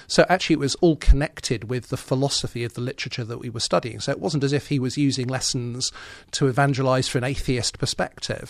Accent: Birmingham, West Midlands, United Kingdom; moved away as an adult; Yes, I was born and brought up in Birmingham. I lived there

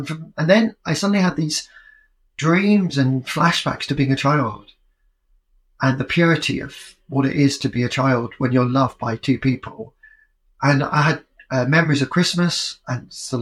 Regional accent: Yorkshire and the Humber, United Kingdom; moved away as an adult; also born or lived in London / New York; I was growing up in Yorkshire at a very exciting time

